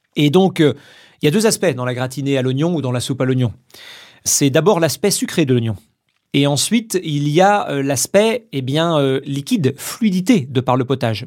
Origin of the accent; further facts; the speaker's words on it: Vendée, Pays de la Loire, France; moved away; Je viens de Vendée. Je suis né là-bas, toute ma famille euh, réside toujours là-bas.